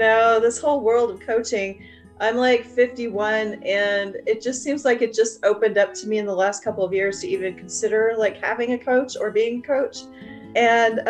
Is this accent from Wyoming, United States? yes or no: yes; Wyoming, United States; moved away; I grew up in Wyoming